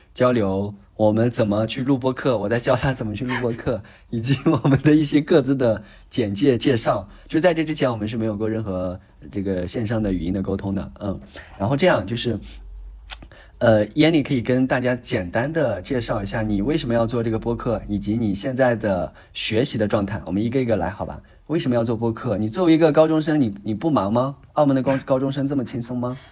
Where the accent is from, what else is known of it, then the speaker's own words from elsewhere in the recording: Baoji, Shaanxi, China; moved away; 我是陕西的，然后我所在的那个城市呢，叫做宝鸡市